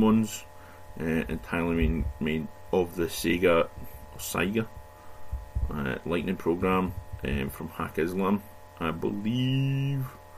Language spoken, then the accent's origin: English; Scotland, United Kingdom; being Scottish